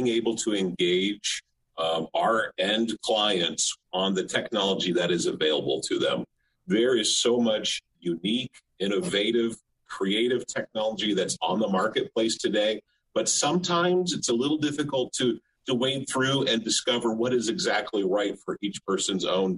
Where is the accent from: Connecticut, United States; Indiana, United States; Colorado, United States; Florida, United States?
Florida, United States; the panhandle of; I was born and raised in the panhandle of Florida. I've lived in six different cities across the state